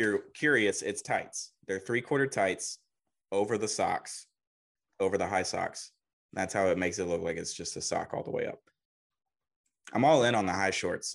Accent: Huntsville, Alabama, United States; also born or lived in Dallas, Texas; I grew up in Huntsville, Alabama

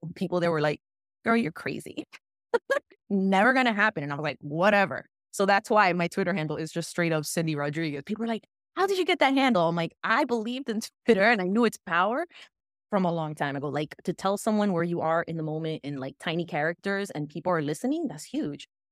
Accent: West New York, New Jersey, United States; I grew up in West New York, New Jersey, y aquí es, dominan los latinos

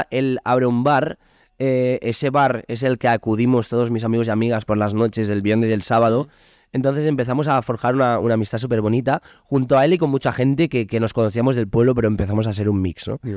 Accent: Sant Feliu, Catalonia, Spain; en, mi pueblo, en San felipe

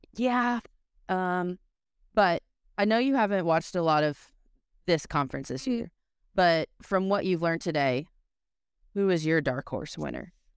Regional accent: the South, United States; accent: Southern; my Southern accent

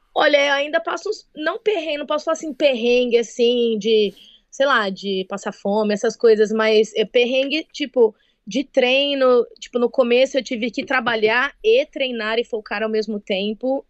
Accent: Birigui, São Paulo, Brazil; moved away as an adult; now in United States; Eu sou de Birigui, a cidade do calçado infantil

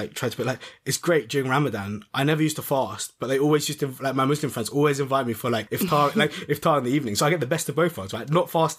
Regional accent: London, United Kingdom; When people ask me where I'm from, I always tell them London. I identify as a Londoner.

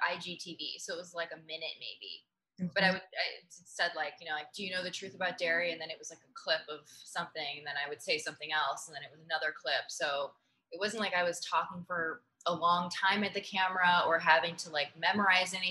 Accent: Missouri, United States; now in New York City, United States; I was raised in Missouri

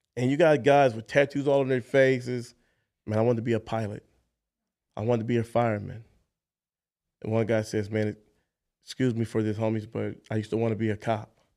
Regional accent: Los Angeles, California, United States; also born or lived in Jackson, Mississippi; Moved to Los Angeles, California. So raised in Los Angeles. So L A is where I call home

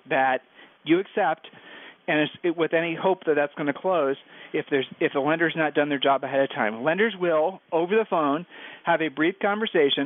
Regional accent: Ohio, United States; We're from Ohio

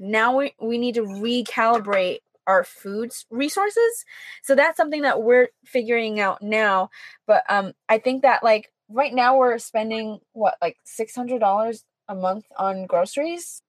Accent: East Hartford, Connecticut, United States; moved away as an adult; I'm from East mm-hmm. Hartford

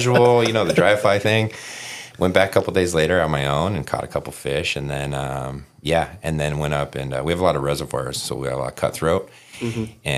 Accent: Southern California, United States; moved away as an adult; now in Utah, United States; growing up in Southern California

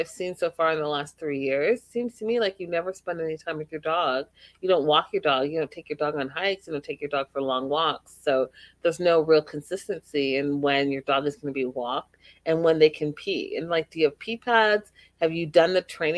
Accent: Canada; as a woman of color, as a Black Canadian

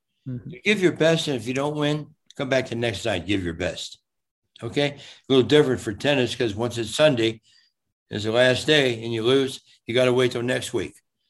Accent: Cincinnati, Ohio, United States; born or raised there; moved away as an adult; now in Fort Lauderdale, United States

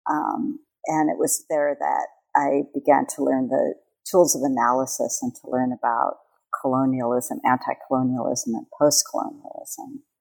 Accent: California, United States; born or raised there; moved away as an adult; now in Hawaii, United States

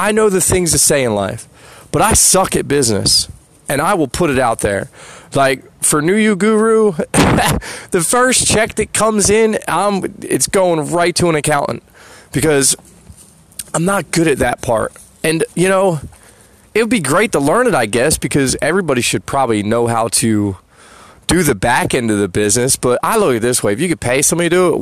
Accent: New Jersey, United States; I'm from Jersey.

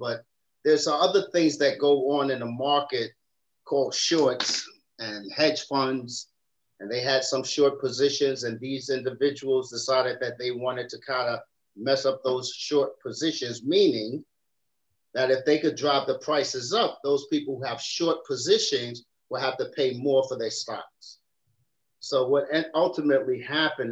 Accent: New York City, New York, United States; I come from the South Bronx, obviously. My mother had two sets of twins

